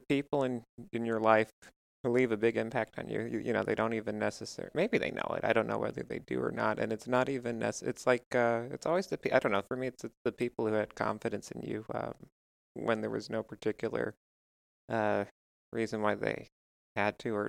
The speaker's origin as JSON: {"language": "English", "area": "Westchester", "region": "New York", "country": "United States", "tie": "born or raised there", "said": "I grew up in Westchester"}